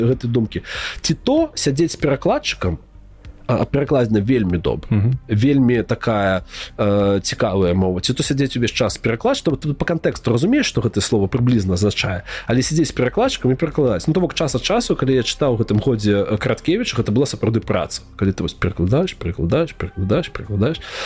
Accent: Belarus; мы ж беларусы

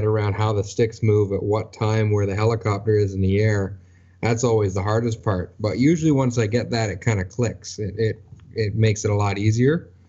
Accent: Ontario, Canada; Yeah, just about an hour north of Toronto.

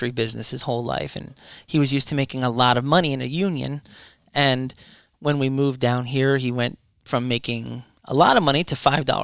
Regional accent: Irvington, New Jersey, United States; born there; Well, I was born in Irvington, New Jersey, um, to a Roman Catholic family.

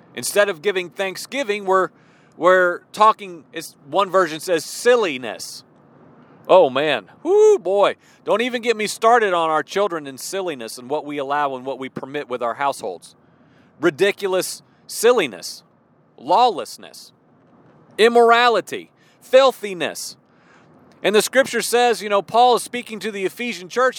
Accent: Illinois, United States; moved away as an adult; also born or lived in Midwest / Virginia; now in southwestern Virginia, United States; I spent 20 some years in the Midwest. You know, I grew up in Illinois

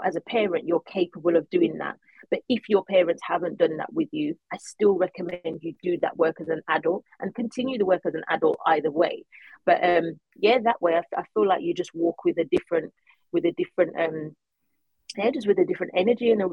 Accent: Birmingham, West Midlands, United Kingdom; I was brought up in Huckley, Birmingham with my by my mum

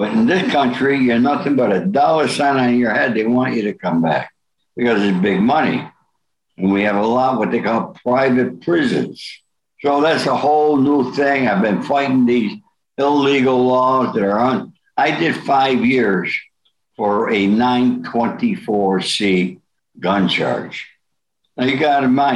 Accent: Rome, New York, United States; I was born in Rome, New York.

